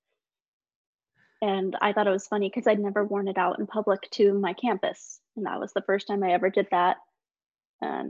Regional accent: United States

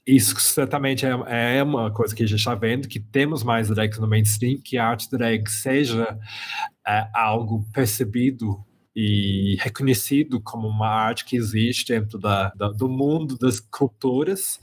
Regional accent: Birmingham, West Midlands, United Kingdom; Portuguese is a second language; moved away as an adult; also born or lived in London / Belo Horizonte; eu nasci na Inglaterra, eu sou britânico, é, eu venho do centro da Inglaterra, de uma cidade que se chama Birmingham, é, e cresci mais ou menos sempre lá no, no meio da, da Inglaterra

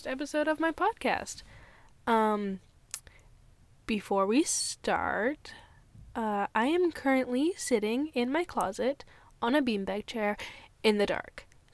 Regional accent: United States; also born or lived in Thailand; So we moved, just me and her, to the States because her aunts lived there

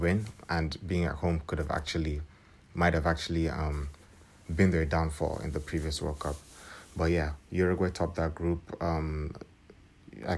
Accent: Nigeria; I am from Nigeria

